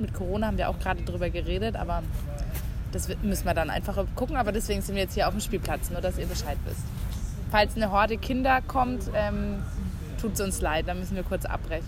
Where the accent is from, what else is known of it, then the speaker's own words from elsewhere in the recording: West Germany, Germany; moved away as an adult; now in Berlin, Germany; also ich komme aus Westdeutschland